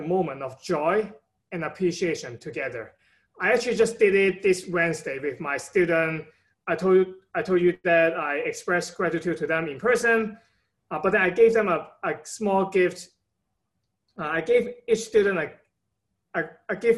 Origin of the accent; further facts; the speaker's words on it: Hong Kong; now in United States; I'm from Hong Kong originally. So my parent have been giving me a lot of support throughout my time in the state in the past 10 years